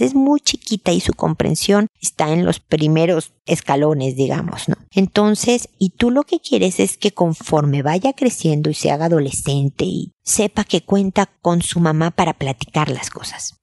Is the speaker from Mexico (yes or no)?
yes; Mexico; moved away as an adult; now in Chile; soy mexicana, pero hemos vivido en Chile muchos años